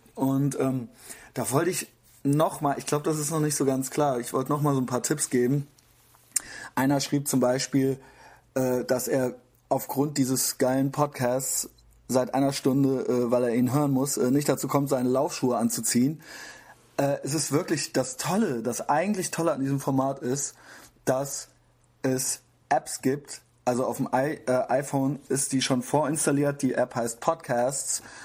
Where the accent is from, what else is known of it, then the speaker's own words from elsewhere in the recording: Koblenz, Rhineland-Palatinate, Germany; now in Cologne, Germany; ich bin nämlich aus Koblenz